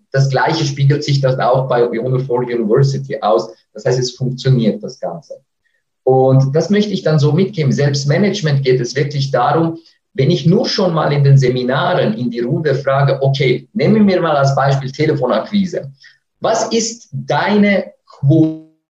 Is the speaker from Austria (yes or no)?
no; Switzerland; accent: Swiss; mit meinem Schweizer Akzent